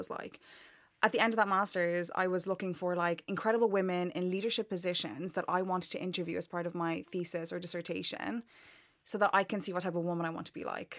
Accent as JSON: {"language": "English", "country": "Ireland", "tie": "born or raised there", "accent": "Irish", "moved": "as an adult", "lives_now": "London, United Kingdom", "said": "I grew up in Ireland my whole life"}